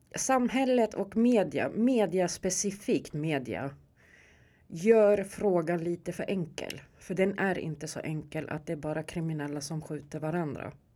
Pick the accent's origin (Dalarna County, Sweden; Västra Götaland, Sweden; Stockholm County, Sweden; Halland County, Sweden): Stockholm County, Sweden; Stockholm; jag är uppväxt här i Järva, jag är från Rinkeby. Jag är riktig Rinkebybo